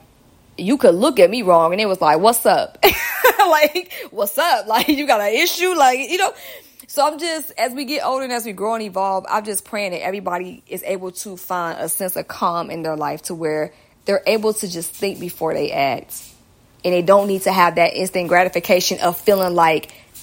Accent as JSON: {"language": "English", "region": "Georgia", "country": "United States", "accent": "southern", "said": "my southern accent"}